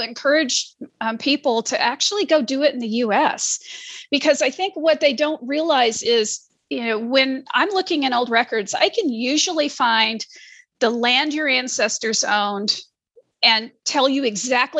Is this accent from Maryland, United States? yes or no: no; Missouri, United States; now in Ohio, United States; I was born in Missouri and live in Ohio